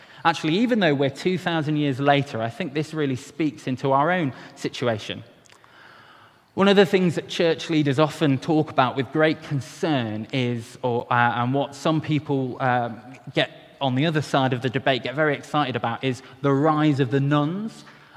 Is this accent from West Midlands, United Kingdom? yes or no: no; Wales, United Kingdom; as a Welshman